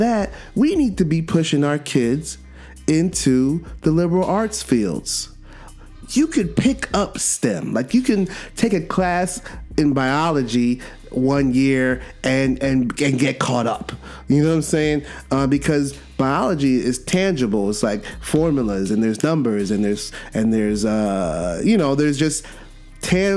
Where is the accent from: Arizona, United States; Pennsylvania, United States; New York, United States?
New York, United States; New York City; my hometown, Brooklyn, BK